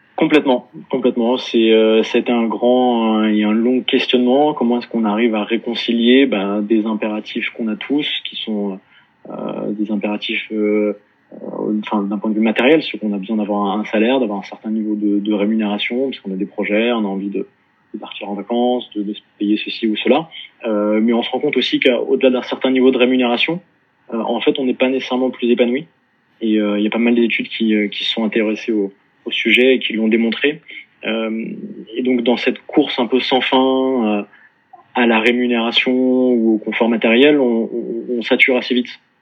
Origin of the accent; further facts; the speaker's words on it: Paris, Île-de-France, France; also born or lived in Dublin / Melbourne; je suis né et, grandi à Paris